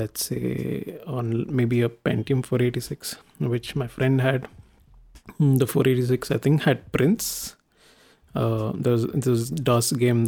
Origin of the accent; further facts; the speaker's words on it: India; I am an Indian